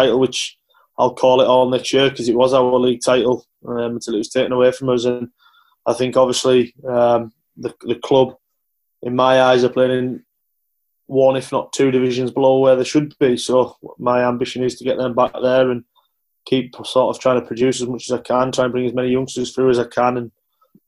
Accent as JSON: {"language": "English", "town": "Carlisle", "region": "North West England", "country": "United Kingdom", "tie": "born or raised there", "said": "Carlisle United, who was my hometown team"}